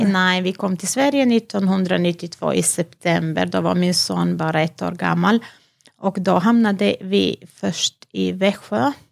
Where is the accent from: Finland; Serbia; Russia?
Serbia; Vranje, Pčinja District; Swedish is a second language; moved away as an adult; now in Halmstad, Sweden; jag föddes i Vranje, i en mm. stad i Serbien, mm -hmm. och jag är uppväxt där